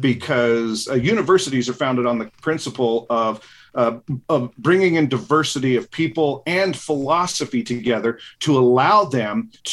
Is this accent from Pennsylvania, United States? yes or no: no; Utah, United States; I'm from Utah and we have that messed up dialect.